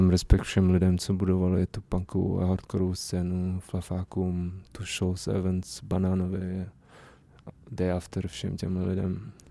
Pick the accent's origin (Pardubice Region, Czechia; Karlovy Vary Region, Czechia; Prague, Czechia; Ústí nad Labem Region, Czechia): Prague, Czechia; já jsem vyrůstal na sedmičce na Miladě, na skvotu